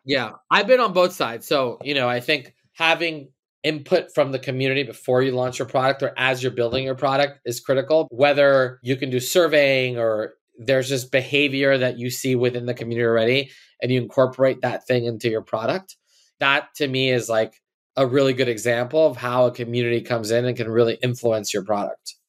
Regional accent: Los Angeles, California, United States; I grew up in L A. I'm born and raised here

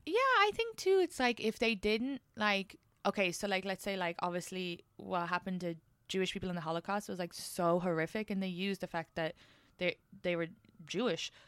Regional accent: Ireland; being Irish

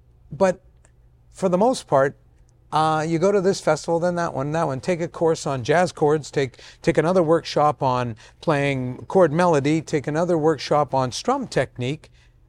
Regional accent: Vancouver, British Columbia, Canada; born there; I was born in Vancouver to immigrant parents who had just immigrated. So I beat being Italian by about a year.

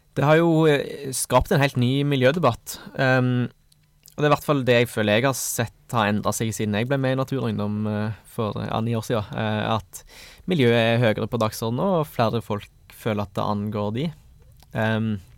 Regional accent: Stavanger, Rogaland, Norway; Jeg kommer fra Stavanger

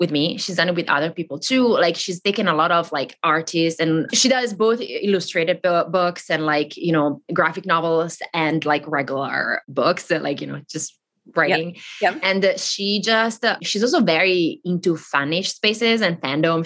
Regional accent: the very north of Italy, northern Italy, Italy; first language Italian; English is a second language; I grew up in Italy

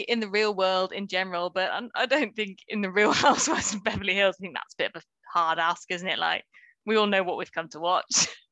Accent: United Kingdom; as British people

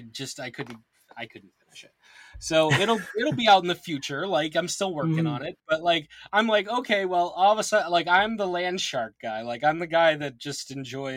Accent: Massachusetts, United States; I am from Massachusetts

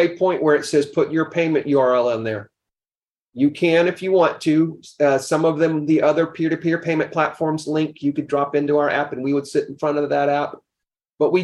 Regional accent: the South, United States; I grew up in the South

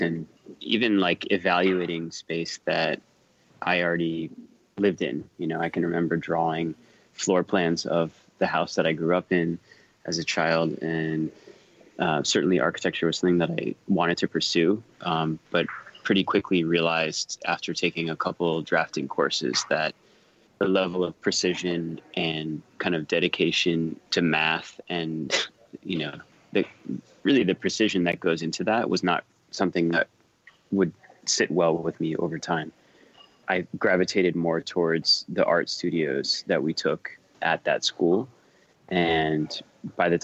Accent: Miami, Florida, United States; also born or lived in Cleveland, Ohio; now in New York City, United States; I was born in Cleveland, but don't really remember that period. As I moved to Miami, I think when I was 3 or 4, and primarily grew up in Miami

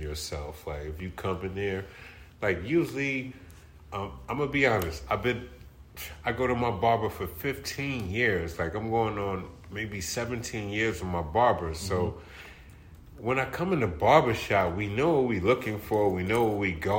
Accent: New York City, New York, United States; I'm from the Bronx. I'm from the Projects, Webster.

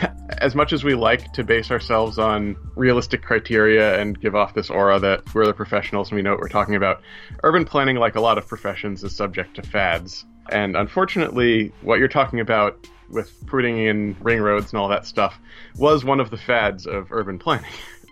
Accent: New York City area, United States; also born or lived in Worcester, Massachusetts; I'm from the New York City area. I was there when it happened.

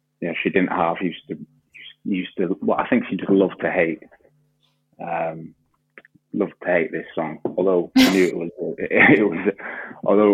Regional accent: Huddersfield, Yorkshire and the Humber, United Kingdom; I grew up in Huddersfield

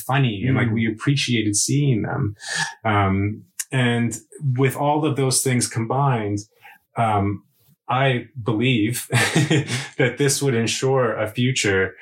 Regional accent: United States; moved away as an adult; now in Sweden; As an American, when I moved to Sweden

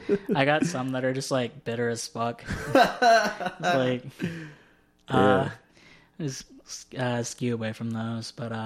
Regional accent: Southern United States, United States; a lot of my poems are situated in my existence as a Southerner, since it's the only kind of thing I have, like, a gauge for.

